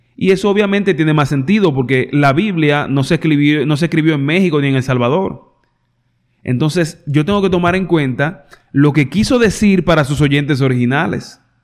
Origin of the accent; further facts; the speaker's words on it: Dominican Republic; en mi país al dinero se le llama eh, lágrima, tabla, muchísimas cosas